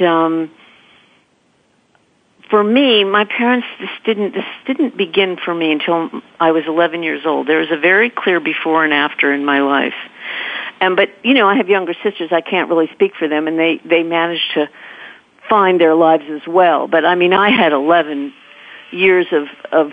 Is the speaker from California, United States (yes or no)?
yes; California, United States; moved away as an adult; now in New York, United States; we were raised in California